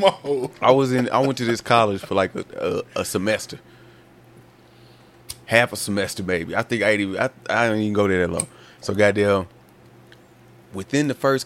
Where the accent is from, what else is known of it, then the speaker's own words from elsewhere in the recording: Alabama, United States; moved away; also born or lived in Virginia; I'm from Alabama